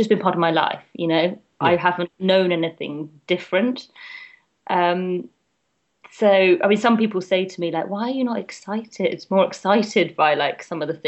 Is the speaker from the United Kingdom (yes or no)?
yes; London, United Kingdom; London's like my hometown